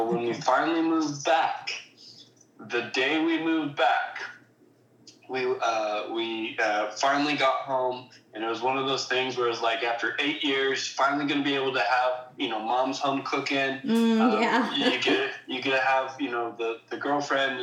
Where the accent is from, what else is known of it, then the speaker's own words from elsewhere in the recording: Bonney Lake, Washington, United States; we grew up in Washington State